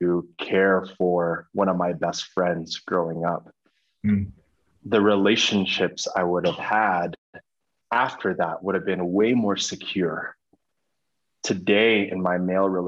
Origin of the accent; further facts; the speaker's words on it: United States; I come from America